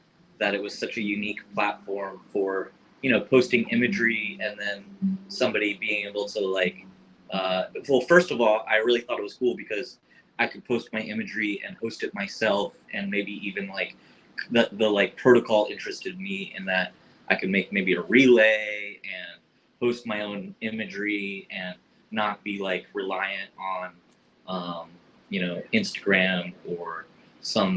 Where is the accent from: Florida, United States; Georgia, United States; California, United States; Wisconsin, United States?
Florida, United States; now in Hawaii, United States; I'm originally from Florida, living in Hawaii